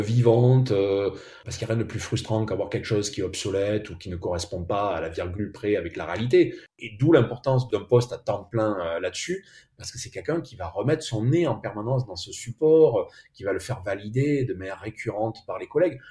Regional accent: Bordeaux, Nouvelle-Aquitaine, France; on est bordelais

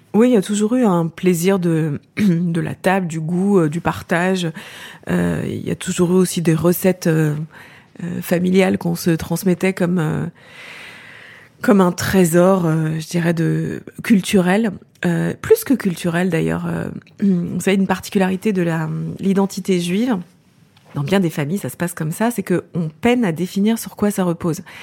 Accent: Champagne, Grand Est, France; j'ai grandi euh, en Champagne, dans la région champenoise

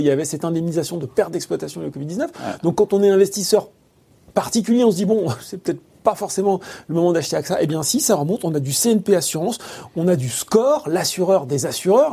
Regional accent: France; chez nous, en France

